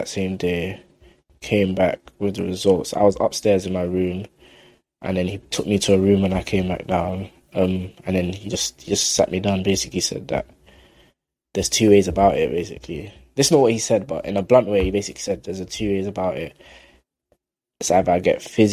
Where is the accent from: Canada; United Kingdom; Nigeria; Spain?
United Kingdom; London; I grew up in South London, like Kennington Oval area.